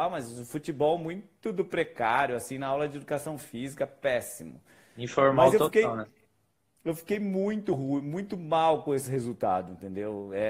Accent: Bragança Paulista, São Paulo, Brazil; eu sou de Bragança Paulista, né? Numa cidade aqui do interior de São Paulo.

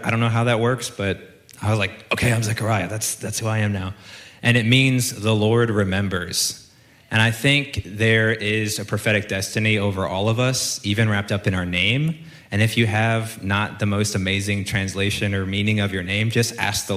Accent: Chicago, Illinois, United States; also born or lived in Kansas City / Atlanta; now in Texas, United States; I grew up in Chicago, Illinois

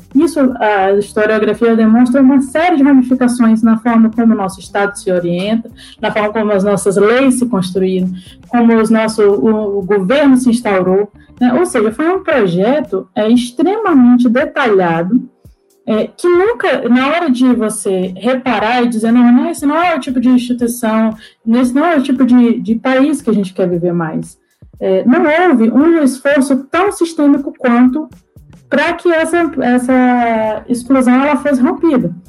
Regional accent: Acre, Brazil; also born or lived in Brasília / New York; Sou acriana, né, original da Amazônia

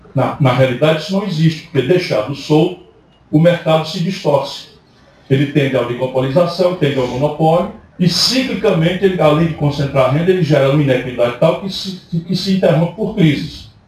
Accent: Sobral, Ceará, Brazil; moved away; E eu vim de Sobral, sabe como é, né? Eu saí de Sobral, mas Sobral não saiu de mim.

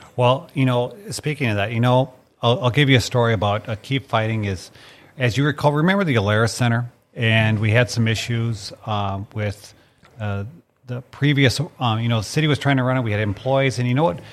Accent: Mandan, North Dakota, United States; my dad was a bird hunter because I grew up in Mandan

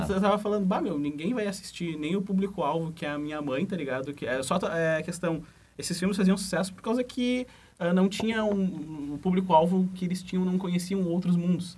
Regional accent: Rio Grande do Sul, Brazil; accent: gaúcho; o nosso sotaque

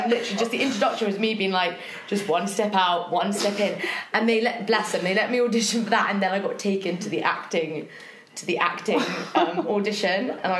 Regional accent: London, United Kingdom; also born or lived in Balham, London; I'm 25, I'm from Chiswick, and I'm currently living in Balham.

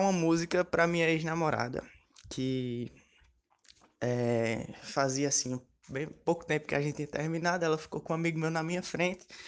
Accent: Pernambuco, Brazil; also born or lived in Piauí; now in Paraíba, Brazil; eu sou nascido no Piauí, criado em Pernambuco e hoje em dia instalado na Paraíba

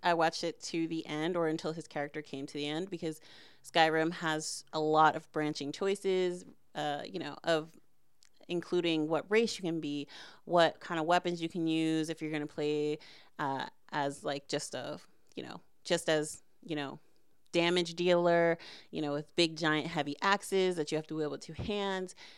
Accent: United States; I'm from America and not from, um, Quebec

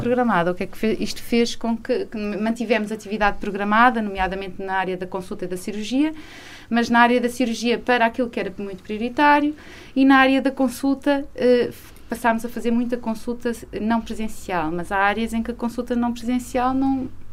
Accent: Viseu, Centro, Portugal; moved away as an adult; also born or lived in Lisbon; now in Peso da Régua, Portugal; eu sou de Viseu, não é? Uh, estou há alguns anos a viver em, em, estava há alguns anos a viver em Lisboa, mas eu sou de uma cidade pequena

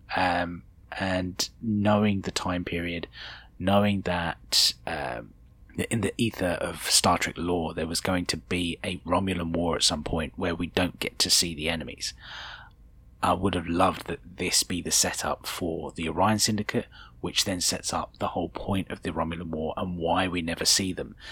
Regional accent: United Kingdom; speaking as a Brit

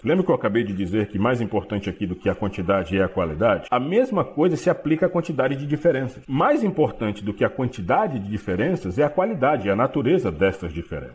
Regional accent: Belém, Pará, Brazil; falo para vocês de Belém do Pará, sou paraense, nasci nesta cidade

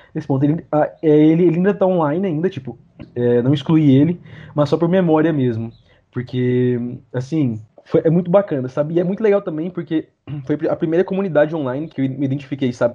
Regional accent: Goiânia, Goiás, Brazil; Minha infância, nasci, cresci e vivo desde então no mesmo bairro em Goiânia

